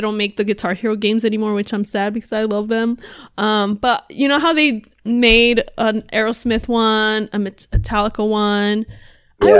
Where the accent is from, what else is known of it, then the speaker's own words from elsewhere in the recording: Arizona, United States; moved away; I'm originally from Arizona